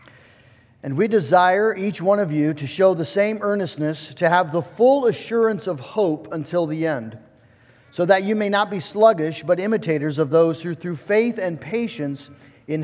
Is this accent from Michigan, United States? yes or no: yes; West Michigan, United States; I was from West Michigan